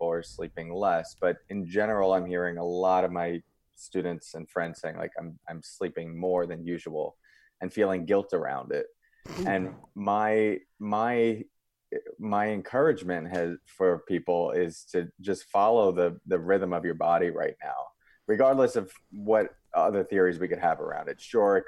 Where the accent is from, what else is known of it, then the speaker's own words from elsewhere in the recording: Long Island, New York, United States; now in Palo Alto, United States; I'm from Palo Alto right now, but I'm from Long Island, New York.